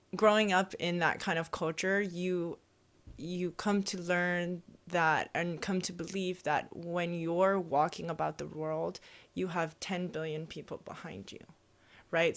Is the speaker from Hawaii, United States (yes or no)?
yes; Hawaii, United States; first language Hawaiian; English is a second language; moved away; growing up in Hawaii and growing up very immersive in Hawaiian culture, first language was Hawaiian